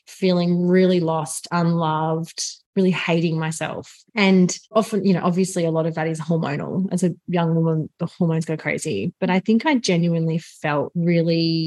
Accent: Melbourne, Victoria, Australia; also born or lived in Geelong, Australia / Brisbane, Australia; we moved to Melbourne in 1990 for dad's job. Grew up in Sandringham and had a really beautiful childhood

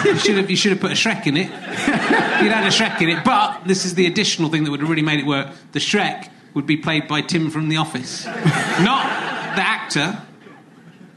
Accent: Cheddar, South West England, United Kingdom; I'm from Cheddar

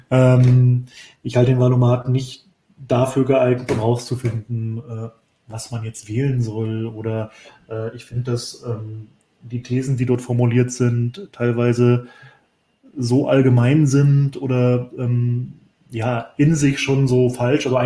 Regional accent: Hamburg, Germany; weil als Hamburger kenne ich den ja noch ganz gut als Bürgermeister

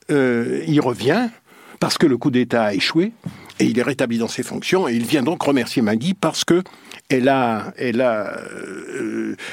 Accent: Guadeloupe, France; je l'ai fait chez moi en Guadeloupe quand j'étais petit, entre 7 et 12 ans d'abord

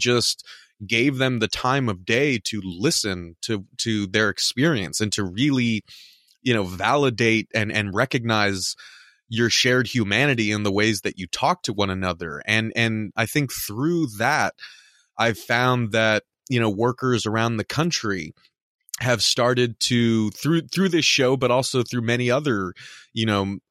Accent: Southern California, United States; now in Midwest, United States; We're both from Southern California. Now we're in the Midwest.

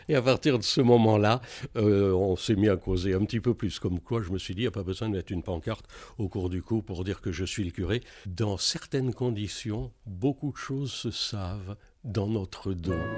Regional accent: Valence, Auvergne-Rhône-Alpes, France; also born or lived in Algiers, Algeria; je suis né à Alger et mes parents m'ont fait rentrer en 62 parce que j'étais petit. Et depuis ce temps-là, eh ben, je suis dromois et en particulier donc de Valence

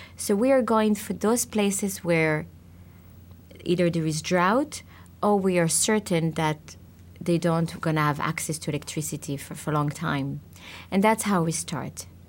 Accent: Israel; I was born in Israel.

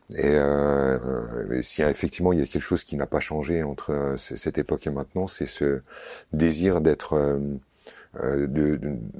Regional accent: Vosges, Grand Est, France; j'ai grandi dans les Vosges

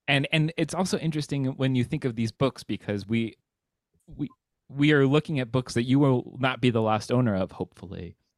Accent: California, United States; I've been to both I'm from California, that is an incredible book fair.

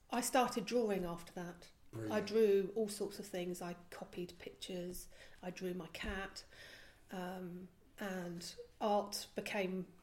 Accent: Belgium; I was about eight and I was living in Belgium. I was brought up in Belgium.

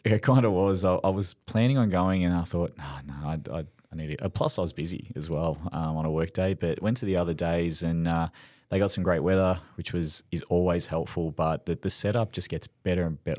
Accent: Melbourne, Victoria, Australia; I grew up in Esquivel

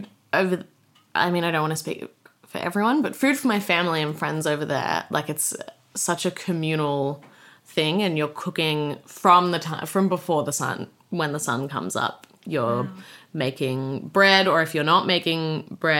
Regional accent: Sydney, New South Wales, Australia; I spent the first half of my childhood, like up until I was 14 or so, in La Crosse in Sydney

